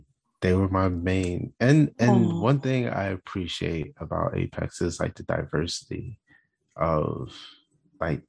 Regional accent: United States; everybody else in my family is black, like, we're from America.

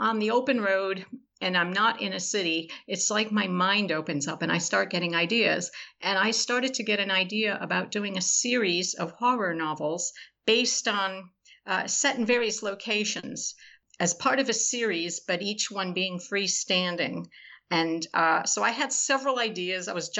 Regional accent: Florida, United States; also born or lived in California; No, I'm from everywhere, which is sort of interesting because of my new book, Florida Gothic, but I actually grew up in South Florida. I lived in California, Southern California, the LA area.

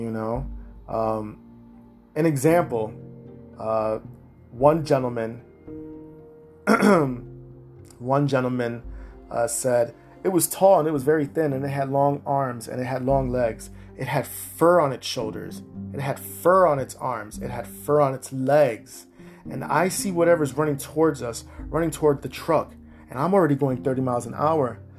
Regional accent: Massachusetts, United States; here in my home state, Massachusetts

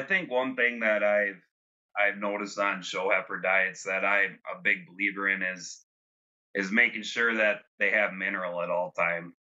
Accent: Fond du Lac, Wisconsin, United States; moved away as an adult; now in Tulare, United States; I grew up in Fond du Lac, Wisconsin.

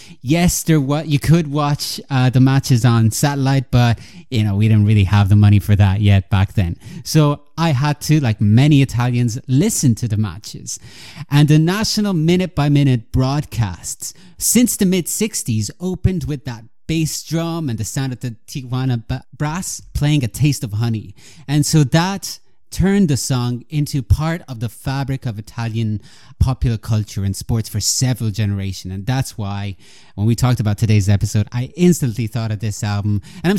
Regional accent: Ireland; also born or lived in Italy; But in Italy, the country where I was born, I grew up in Ireland, but I was born in Italy.

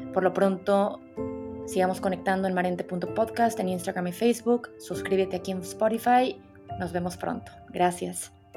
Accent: Monterrey, Nuevo León, Mexico; soy de Monterrey

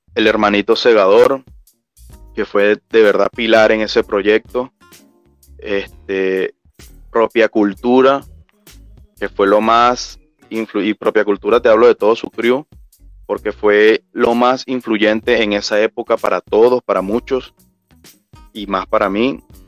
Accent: Betijoque, Trujillo, Venezuela; Yo soy de, de Betijoque, estado Trujillo

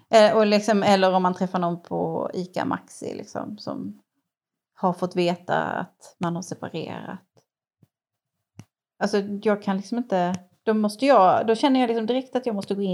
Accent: Ängelholm, Skåne, Sweden; Jag är från Ängelholm

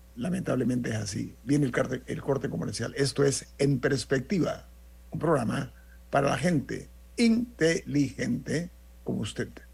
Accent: Panama; como panameño

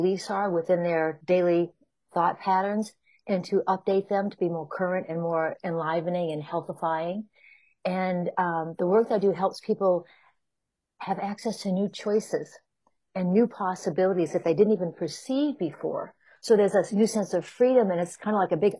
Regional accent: New Hampshire, United States; moved away as an adult; also born or lived in Chicago; now in California, United States; I grew up in New Hampshire on the east coast of the U.S. in a small, very small town.

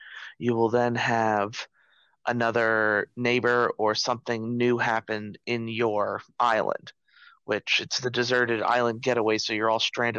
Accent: Paraíso, Costa Rica; born there; I named it after the town I was born in Costa Rica, which is Paraíso. It's not really the town I was born in, but where I kind of started.

